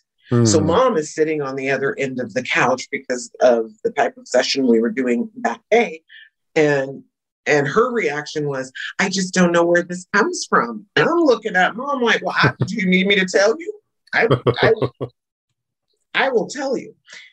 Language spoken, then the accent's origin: English; San Jose, California, United States; now in Shasta County, United States; where I was raised in Santa Clara County, {S1} mm-hmm. {S2} you know, San Jose, California, 12th largest city in the nation.